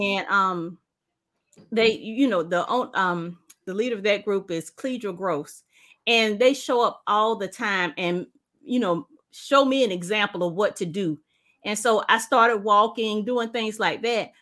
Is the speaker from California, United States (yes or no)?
no; South Carolina, United States; We're from South Carolina. I live in South Carolina